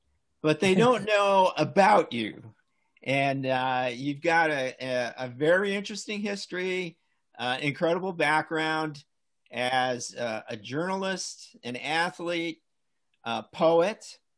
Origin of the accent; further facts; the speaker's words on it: Chicago, Illinois, United States; moved away; I grew up in Chicago, so I know Milwaukee well.